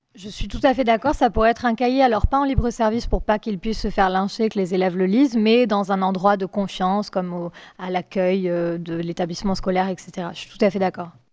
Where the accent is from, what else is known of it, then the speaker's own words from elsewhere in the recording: France; nous en tant que Français